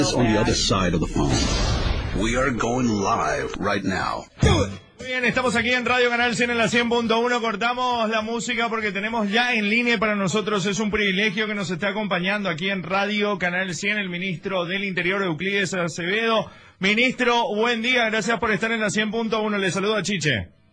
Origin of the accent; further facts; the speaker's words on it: Paraguay; cómo somos los paraguayos